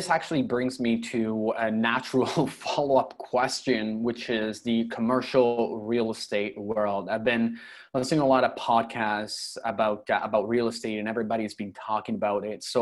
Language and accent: English; Toronto, Ontario, Canada; now in Europe